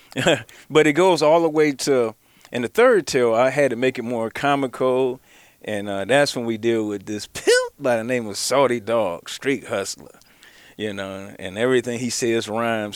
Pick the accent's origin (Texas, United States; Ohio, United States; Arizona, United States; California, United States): Ohio, United States; Cleveland; I'm actually from the Cleveland area